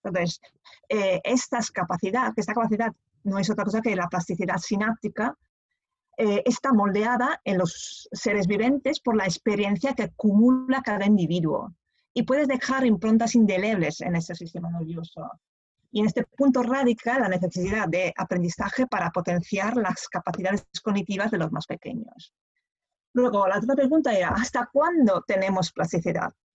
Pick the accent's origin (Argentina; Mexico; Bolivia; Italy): Italy; Spanish is a second language; moved away as an adult; also born or lived in Pisa, Italy; now in Barcelona, Spain; soy italiana